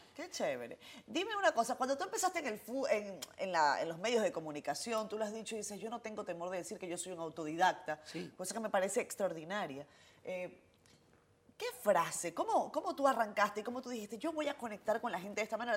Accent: Venezuela; now in Dominican Republic; yo vengo de un país como Venezuela

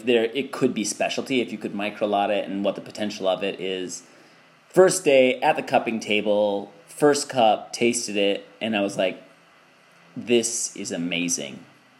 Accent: Wisconsin, United States; moved away as an adult; also born or lived in Minnesota / South Africa; now in Burundi; I was born in Wisconsin, and Christy's born in Minnesota, and we met at Winona State University, this little state university in Minnesota. And as soon as we graduated, we moved to South Africa.

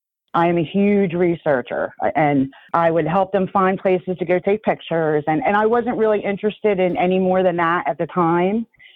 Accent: Roebling, New Jersey, United States; I was born and raised in New Jersey. I actually grew up in a historic town named Roebling. And Roebling was built around the Roebling Steel Mill. And my whole family worked there.

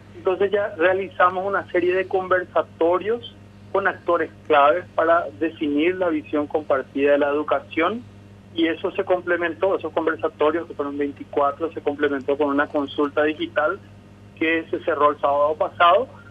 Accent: Paraguay

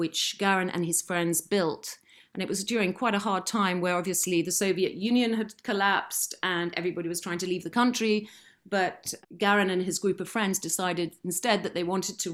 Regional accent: Lymington, South East England, United Kingdom; I was brought up in the New Forest

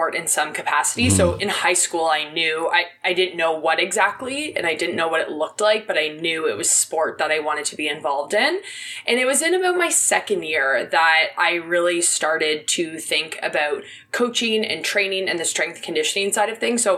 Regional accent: Oakville, Ontario, Canada; I grew up in Oakville.

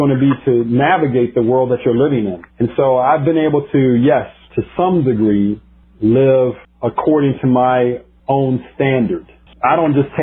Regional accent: United States; I live in America. I'm an American

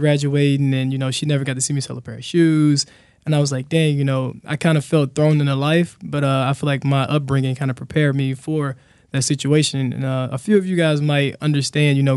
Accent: Helena, Arkansas, United States; I grew up in Helena, a real poor, underrepresented area in Southeast Arkansas

